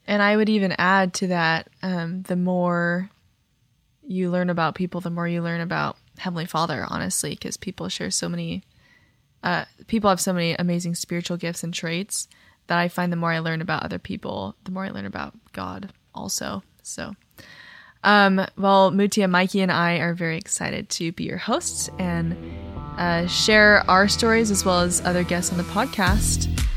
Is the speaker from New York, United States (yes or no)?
no; Texas, United States; moved away; I'm from Texas